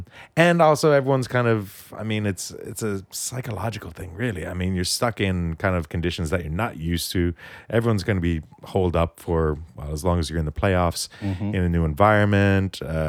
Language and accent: English; Canada; But being Canadian, you have to go for the Canadian team